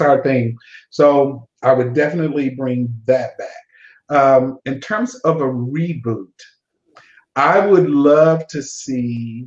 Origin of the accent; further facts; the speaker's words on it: Austin, Texas, United States; Born and raised